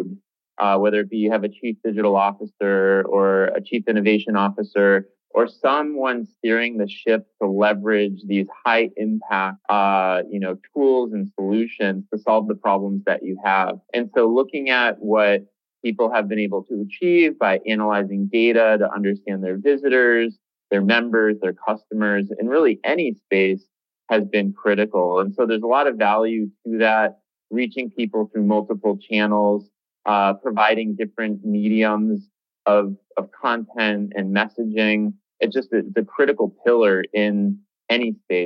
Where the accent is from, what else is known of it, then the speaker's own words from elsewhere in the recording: about 2 hours west of Boston, Massachusetts, United States; now in Boston, United States; I didn't grow up in Boston. I grew up about 2 hours west of Boston